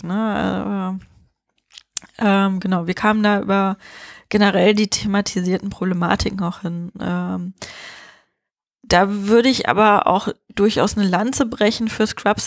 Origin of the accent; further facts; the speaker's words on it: Germany; bei uns in Deutschland